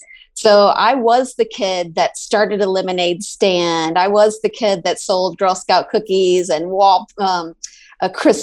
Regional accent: Bowling Green, Kentucky, United States; I grew up in Bowling Green, Kentucky. And my parents are still there. And I am one of three. I'm middle child. So I have an older sister.

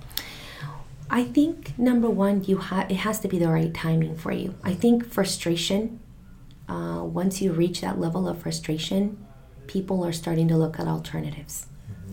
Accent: Santa Barbara, California, United States; also born or lived in Mexico City, Mexico; still very cultural and it's just kind of where I grew up

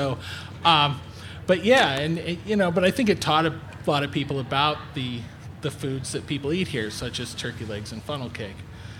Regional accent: Wichita, Kansas, United States; now in Chicago, United States; I'm from Wichita, Kansas, which probably had, 400,000 people or something when I lived there.

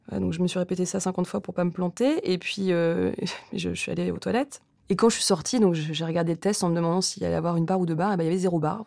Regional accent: Rouen, Normandy, France; now in Paris, France; J'ai grandi à Rouen, dans une famille

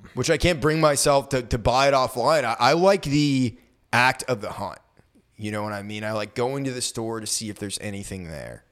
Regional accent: Maine, United States; moved away as an adult; I graduated and moved away from Maine

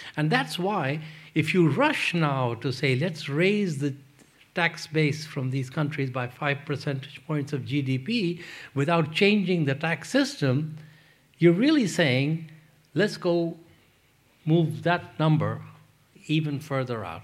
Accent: Pakistan; moved away; also born or lived in London; I grew up in Pakistan

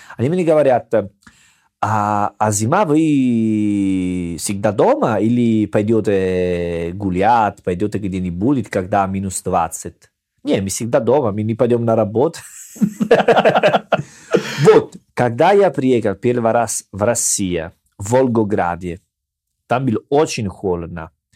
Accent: Salerno, Campania, Italy; Russian is a second language; moved away as an adult; now in Russia; я в мой родной городе, Салерно

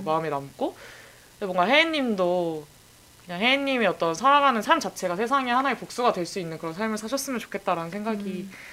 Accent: Incheon, South Korea; 제가 그 본가가 송도여가지고

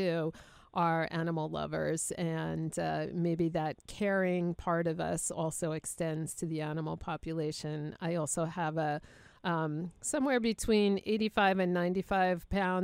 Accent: New York area, United States; also born or lived in Boston; being from the New York area

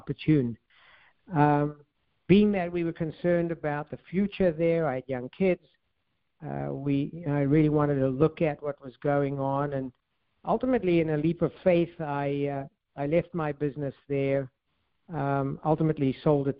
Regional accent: South Africa; moved away as an adult; also born or lived in California; I'm from South Africa, and I ended up dropping out of college, actually, and then at a young age, right soon after coming out of the military in South Africa

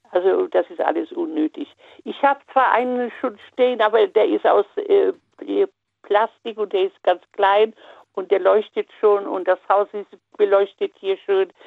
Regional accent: Upper Silesia, Poland; Äh, ich komme aus Oberschlesien, also heutiger Polen.

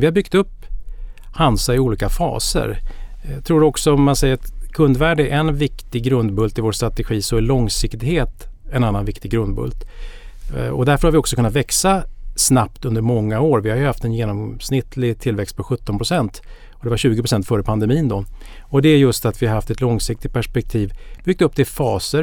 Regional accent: Danderyd, Stockholm County, Sweden; jag är uppväxt norr om Stockholm i Danderyd

